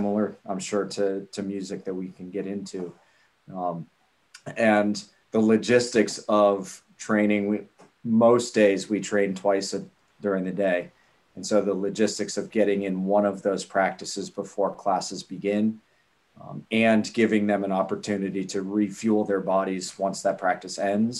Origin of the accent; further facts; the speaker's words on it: Ohio, United States; now in Miami, United States; I'm from Ohio originally